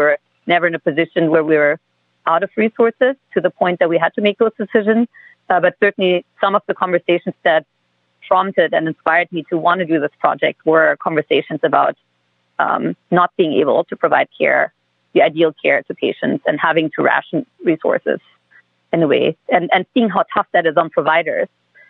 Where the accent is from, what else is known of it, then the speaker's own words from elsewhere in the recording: Germany; I'm originally from Germany.